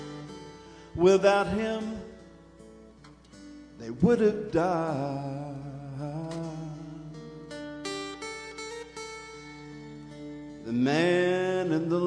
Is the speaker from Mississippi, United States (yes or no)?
no; Red Clay, Georgia, United States; my hometown, a little place called Red Clay